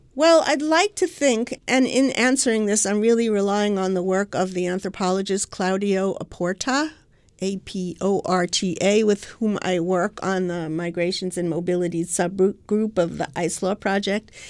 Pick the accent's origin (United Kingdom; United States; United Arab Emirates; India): United States; New York; I'm a New Yorker